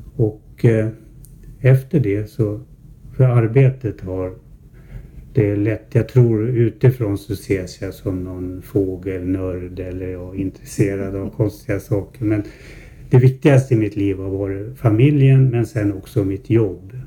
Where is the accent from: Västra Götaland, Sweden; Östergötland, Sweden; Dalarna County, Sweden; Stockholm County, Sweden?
Stockholm County, Sweden; Herräng; Jag är född 1952 här i Herräng.